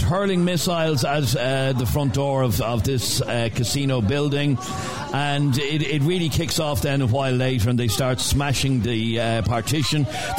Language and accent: English; Romania; English is a second language; now in Dublin, Ireland; I live in Dublin for 3 years now. I'm from Romania